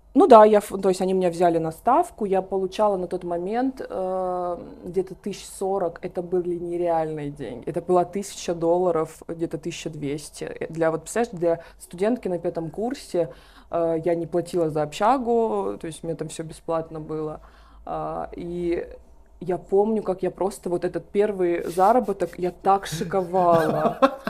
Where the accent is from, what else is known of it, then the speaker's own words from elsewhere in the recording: Pavlovsk, Voronezh Oblast, Russia; я родилась в Воронежской области, в городе Павловск